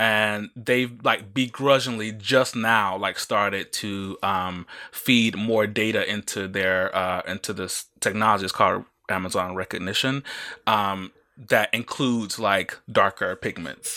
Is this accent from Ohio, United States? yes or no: no; Mississippi, United States; I grew up in Mississippi